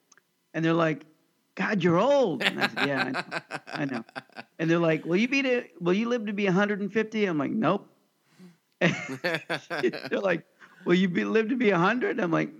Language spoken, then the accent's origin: English; Overland Park, Kansas, United States; I grew up in Oakland Park, Kansas.